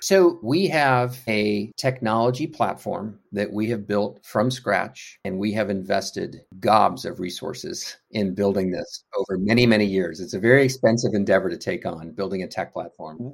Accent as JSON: {"language": "English", "town": "Houston", "region": "Texas", "country": "United States", "tie": "born or raised there", "also_born_or_lived": "North Carolina", "moved": "as an adult", "said": "So I grew up in Houston, Texas. I'm a Texan."}